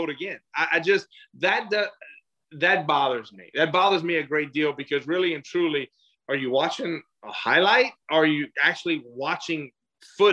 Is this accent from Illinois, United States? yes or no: no; Louisiana, United States; accent: thick Louisiana; I came from a pretty thick Louisiana accent